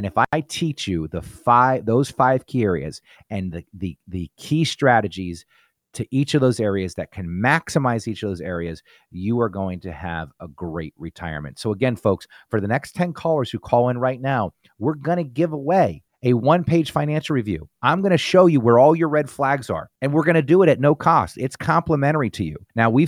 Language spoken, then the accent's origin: English; New Jersey, United States; now in Pittsburgh, United States; I was born and raised in New Jersey, and I came to Pittsburgh on a scholarship to play football at Robert Morris University.